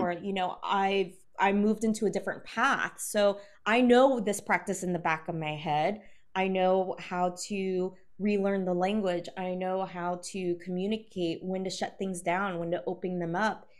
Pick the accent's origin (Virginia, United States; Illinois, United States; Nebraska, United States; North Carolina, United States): Virginia, United States; South Hill; from South Hill, Virginia